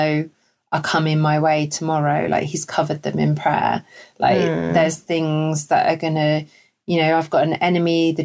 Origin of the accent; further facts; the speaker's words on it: United Kingdom; We're so British